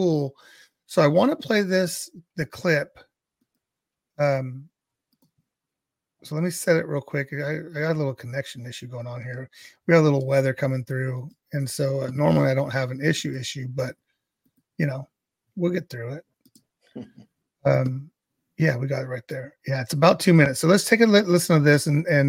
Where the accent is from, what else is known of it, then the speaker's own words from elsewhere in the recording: Central Valley, California, United States; I always like to tell people I'm from California, but I'm from the Central Valley.